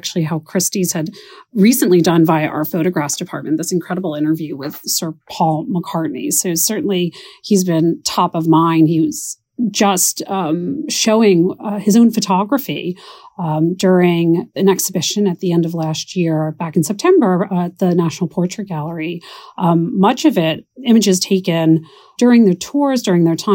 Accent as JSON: {"language": "English", "town": "Philadelphia", "region": "Pennsylvania", "country": "United States", "tie": "born or raised there", "said": "I am from the Philadelphia area."}